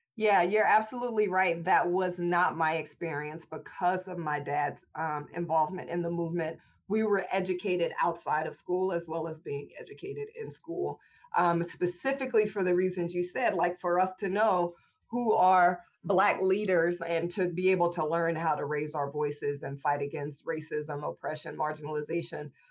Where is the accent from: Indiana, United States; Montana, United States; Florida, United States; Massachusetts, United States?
Indiana, United States; Indianapolis; I was born and raised in Indianapolis, Indiana in the early 80s